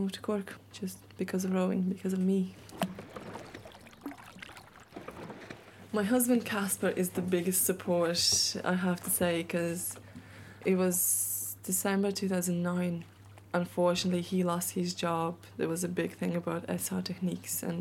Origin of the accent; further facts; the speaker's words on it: Latvia; now in Ireland; I'm not Irish. I'm Latvian with an Irish passport